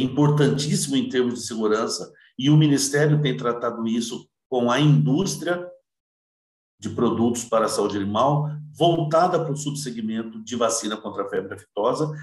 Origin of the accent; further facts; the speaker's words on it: Cardoso, São Paulo, Brazil; also born or lived in Votuporanga; sou natural de Cardoso, Cardoso. Cardoso fica ali perto de Votuporanga, Fernandópolis